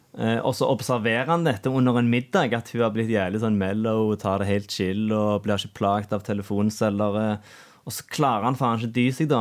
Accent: Norway; gjengen jeg vokste opp med ute på Sunde òg

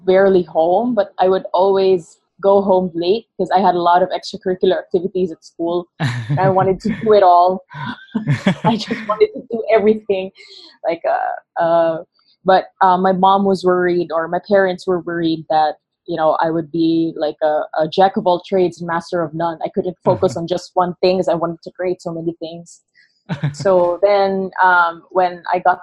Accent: Negros Occidental, Western Visayas, Philippines; first language Hiligaynon; English is a second language; now in Quezon City, Philippines; I was born here in Quezon City, but I spent most of my childhood in Negros Occidental.

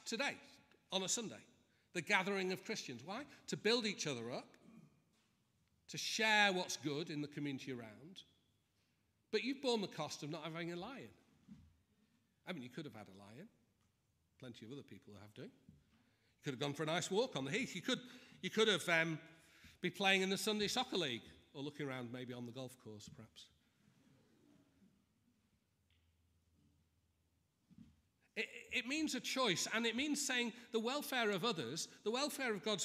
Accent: Manchester, North West England, United Kingdom; moved away; I'm from Manchester

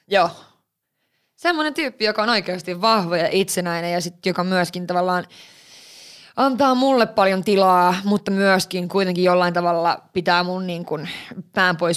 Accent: Lapland, Finland; Kyllä mä vitsi, kun tää, mä oon Lapista kotoisin, mutta tää lumi.

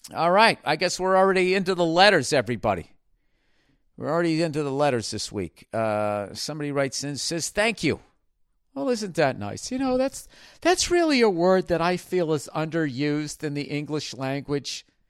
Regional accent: United States; speaking beautiful French as an American

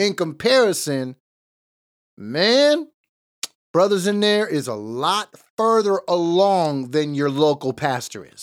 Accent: Los Angeles, California, United States; I was born in East L

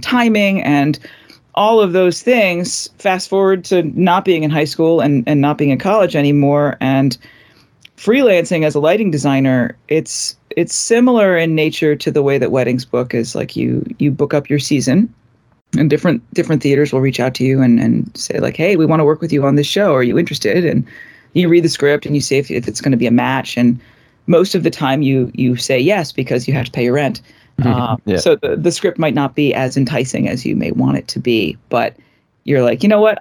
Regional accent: Arlington, Virginia, United States; also born or lived in Richmond, Virginia; I grew up in Arlington, went to school down in Richmond, Virginia

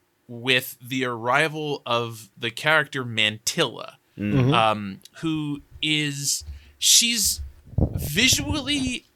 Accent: Chicago, Illinois, United States; born there; I was born in Chicago.

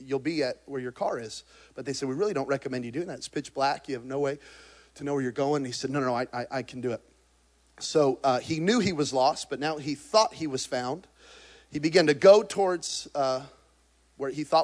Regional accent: New Mexico, United States; I'm from New Mexico. We're hunters and gatherers.

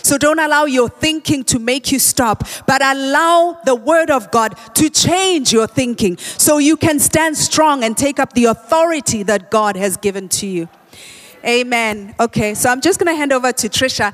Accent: Soweto, Gauteng, South Africa; we used to say Dablap where I grew up in Soweto

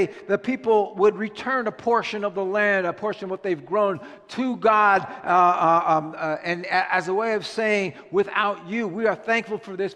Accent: United States; as an American Christian

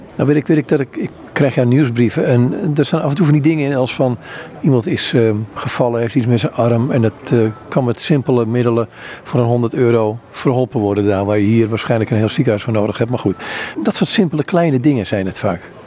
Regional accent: Netherlands; als Nederlander

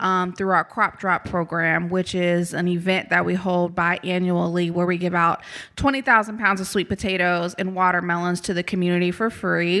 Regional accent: Topeka, Kansas, United States; moved away as an adult; now in Jackson, United States; I'm originally from Topeka, Kansas, born and raised

